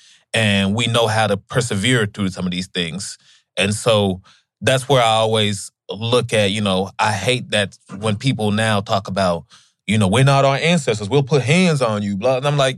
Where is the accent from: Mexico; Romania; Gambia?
Gambia; even growing up in Gambia, West Africa, I remember from, I didn't even realize how poor we were, you know?